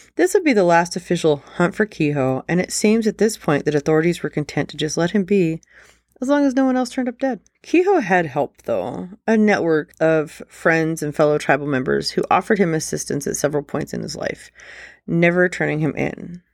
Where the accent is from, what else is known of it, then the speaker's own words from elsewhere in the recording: Nevada, United States; my home state, Nevada